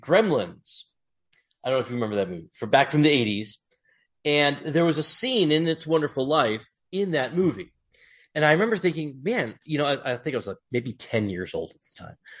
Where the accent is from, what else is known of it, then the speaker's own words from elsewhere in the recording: Massachusetts, United States; moved away; I grew up in Massachusetts